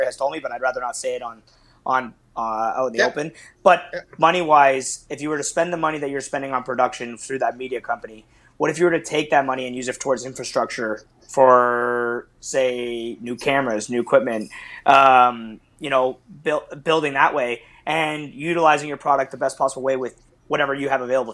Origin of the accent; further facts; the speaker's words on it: Eastern Canada, Canada; I'm from the East.